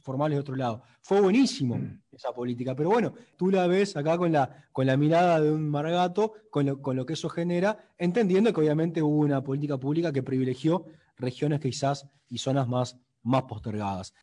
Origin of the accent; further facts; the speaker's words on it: Rocha, Uruguay; Yo Soy de Rocha